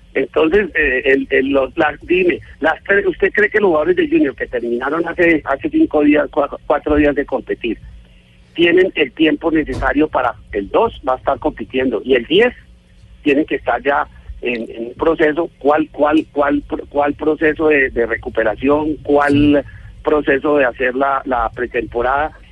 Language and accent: Spanish; Colombia; Yo como, colombiano